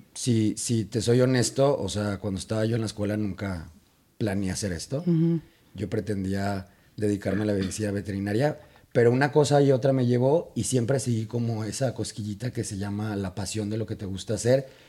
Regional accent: Guadalajara, Jalisco, Mexico; Soy de Guadalajara, vengo de México evidentemente

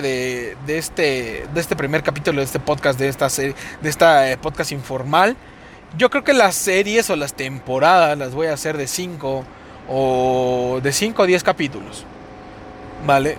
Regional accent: Mexico City, Mexico; accent: cantadito; hablamos así cantadito porque somos de la Ciudad de México

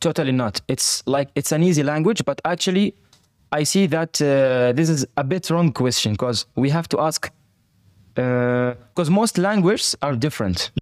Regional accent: Fujairah, United Arab Emirates; also born or lived in Palestine / Turkey; now in Dubai, United Arab Emirates; I was born in Fujairah

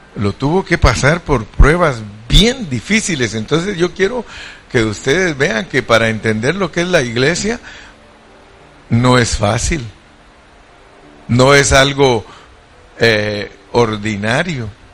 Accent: Mexico; como buen mexicano

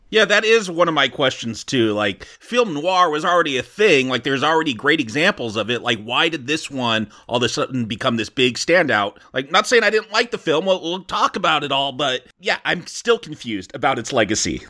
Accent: California, United States; I growing up in California

